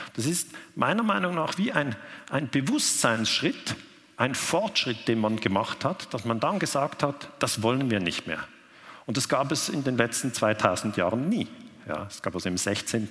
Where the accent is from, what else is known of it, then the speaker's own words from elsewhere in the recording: Switzerland; ich komme aus der Schweiz